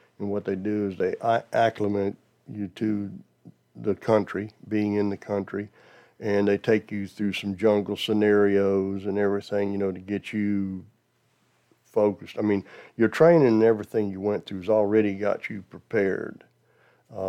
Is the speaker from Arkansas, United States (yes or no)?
no; Georgia, United States; also born or lived in Dachau, Germany / Brunswick, Georgia / Jonesboro, Georgia; I'm from Georgia